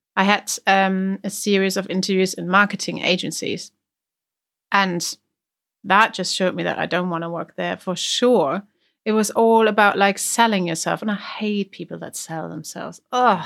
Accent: Germany; accent: German; English is a second language; I had a really strong German accent

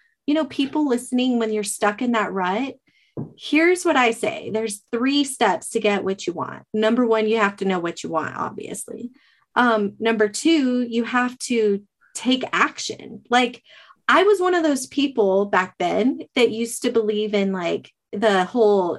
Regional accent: Arizona, United States; moved away as an adult; I'm from Arizona

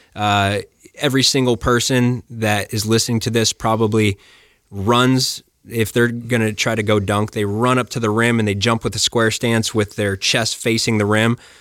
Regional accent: Flagstaff, Arizona, United States; I grew up in Flagstaff

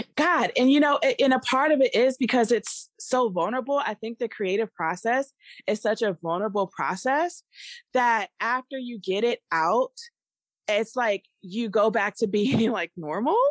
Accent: Maryland, United States; moved away; also born or lived in Virginia (757 area, Hampton Roads); I was born and raised in the D M V area. So, I'm from Maryland. Um, and so I grew up there partially, and then I moved to Virginia, seven five seven

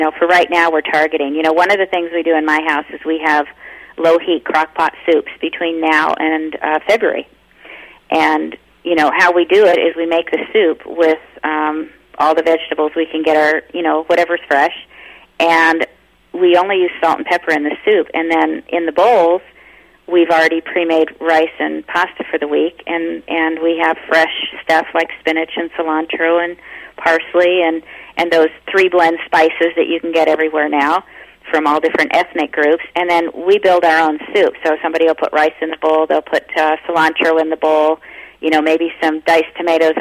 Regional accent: United Kingdom; I'm British.

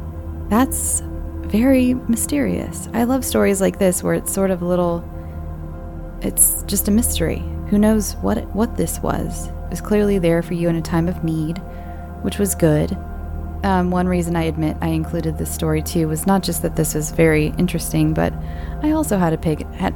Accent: Georgia, United States; So I grew up in Georgia and lived in this neighborhood that was an old railroad station.

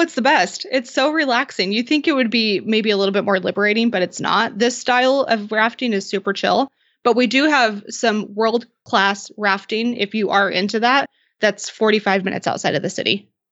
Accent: Idaho, United States; now in Boise, United States; I grew up in Idaho always, but I was about two hours away in a really small farming city of ten thousand people

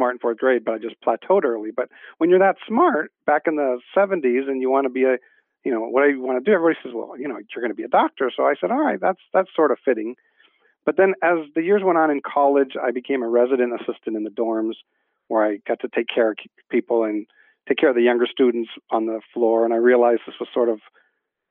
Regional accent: Long Beach, California, United States; I was born right here in Long Beach, California, and that's where I've been today

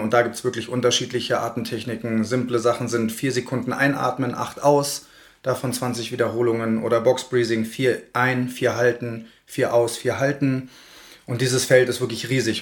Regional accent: Berlin, Germany; moved away as an adult; now in Garmisch-Partenkirchen, Germany; bin aus Berlin, aus der großen Stadt hier eingetaucht in die Kleinstadt

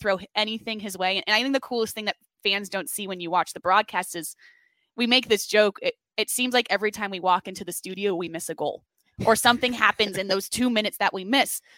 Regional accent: Fort Lauderdale, Florida, United States; moved away as an adult; now in Philadelphia, United States; I'm from South Florida, Fort Lauderdale, went to the University of Florida

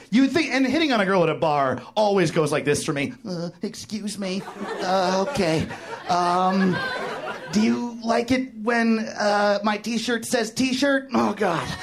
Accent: New York, United States; now in Los Angeles, United States; I'm from New York

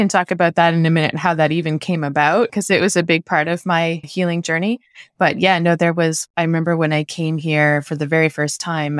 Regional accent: Canada; moved away as an adult; I moved from Canada, right? So it wasn't like I just hopped over from Florida. Like, this was a big shift. So we left winter, essentially.

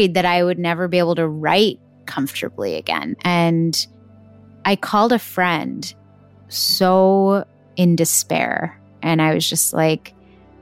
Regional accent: Texas, United States; I was born and brought up in Texas in America

